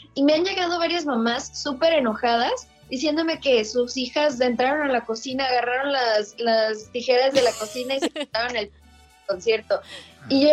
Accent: Mexico; nosotros como mexicanos

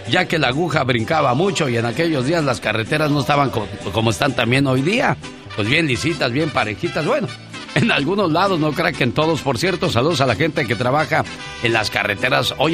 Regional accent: Tabasco, Mexico; moved away; Porque un día salí de Tabasco pero Tabasco nunca salió de mí.

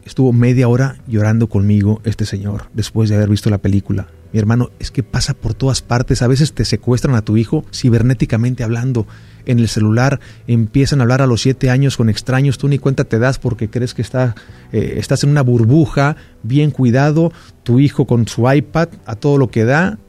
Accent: Xicoténcatl, Tamaulipas, Mexico; moved away as an adult; also born or lived in Ciudad Mante, Tamaulipas / Mexico City / Miami / Los Angeles; Yo nací en Ciudad Mante, Tamaulipas, crecí en Jico, en Jicotencal, Tamaulipas

